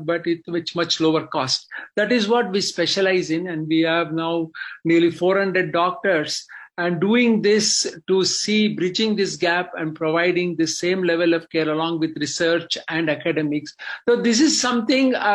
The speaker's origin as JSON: {"language": "English", "country": "India", "tie": "born or raised there", "moved": "as an adult", "lives_now": "United States", "said": "I grew up in India, I immigrated to United States in 1975 with the intention of doing higher studies in medicine."}